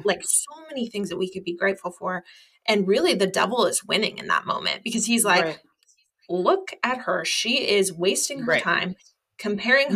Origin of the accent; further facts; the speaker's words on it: United States; I am an American